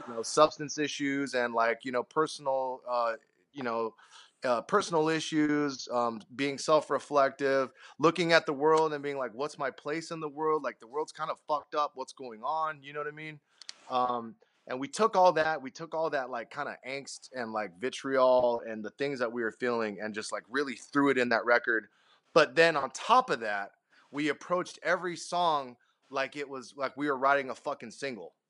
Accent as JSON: {"language": "English", "town": "Sacramento", "region": "California", "country": "United States", "said": "we're from Sacto."}